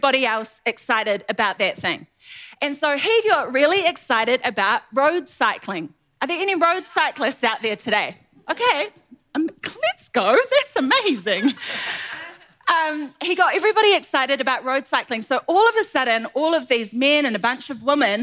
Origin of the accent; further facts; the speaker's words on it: New Zealand; moved away as an adult; now in Ottawa, Canada; We are originally from New Zealand.